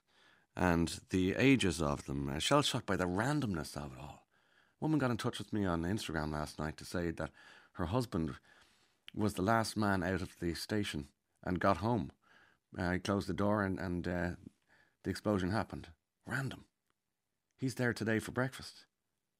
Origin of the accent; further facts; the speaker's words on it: Ireland; as Irish people